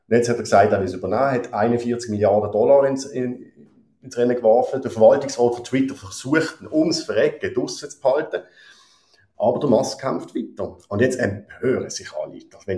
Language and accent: German; Basel, Basel-Stadt, Switzerland; sogar Basel-Stadt, wo ich herkomme, hat angefangen, die goldige Fallschirm langsam